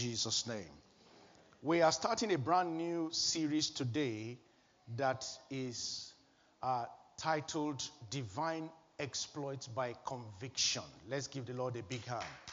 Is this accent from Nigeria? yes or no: yes; Nigeria; moved away as an adult; my home country, Nigeria